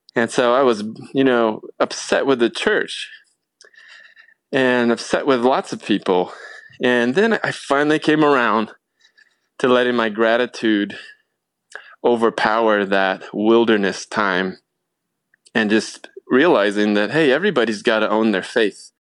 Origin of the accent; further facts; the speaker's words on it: Portland, Oregon, United States; also born or lived in California; when I was about nine years old, my family of five, we moved up to Portland, Oregon